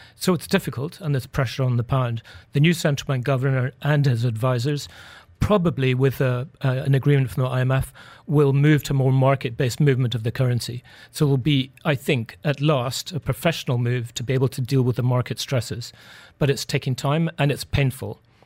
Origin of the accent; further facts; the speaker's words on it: United Kingdom; we're both British